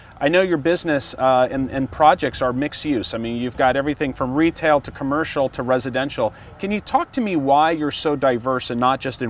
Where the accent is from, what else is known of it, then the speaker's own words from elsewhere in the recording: Orange County, California, United States; I was born and raised in Orange County.